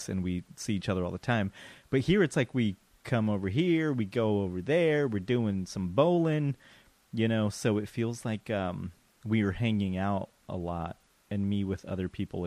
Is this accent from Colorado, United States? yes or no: yes; Colorado, United States; now in Huntington Beach, United States; I am not from Los Angeles. I'm from Colorado. I'm living in Huntington